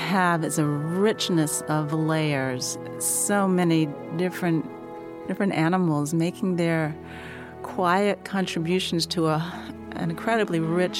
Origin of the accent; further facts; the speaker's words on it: North Carolina, United States; I'm from North Carolina, and I love the summer heat.